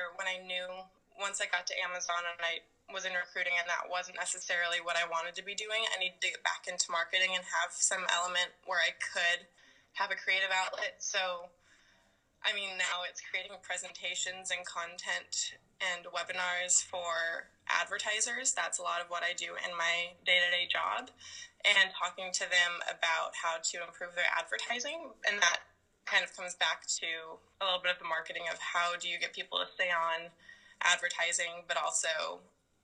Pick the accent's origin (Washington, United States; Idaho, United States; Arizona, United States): Washington, United States; Seattle; also born or lived in Vancouver, Canada / Spokane